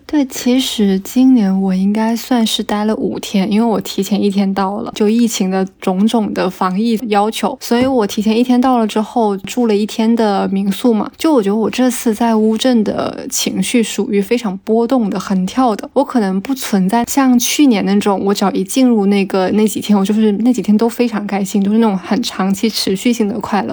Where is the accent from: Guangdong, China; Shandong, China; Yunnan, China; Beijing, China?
Guangdong, China; 作为南方人，特别是作为一个广东人